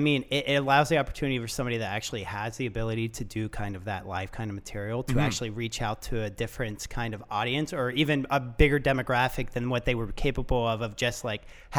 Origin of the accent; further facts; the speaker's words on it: Florida, United States; And I'm not from Toronto. Mm-hmm. I'm from Florida.